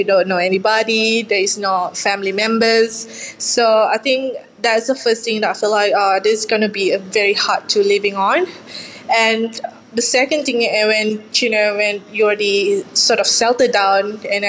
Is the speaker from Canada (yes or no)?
no; Johor, Malaysia; English is a second language; now in Ballarat, Australia; a Johor laksa, which from my hometown.